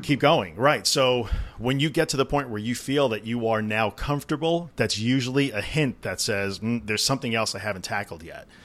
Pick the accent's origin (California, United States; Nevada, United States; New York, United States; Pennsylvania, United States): New York, United States; I'm from New York